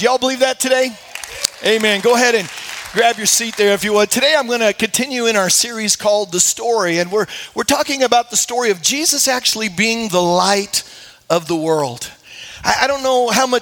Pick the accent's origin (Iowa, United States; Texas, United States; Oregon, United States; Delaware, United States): Iowa, United States; moved away; I grew up in Iowa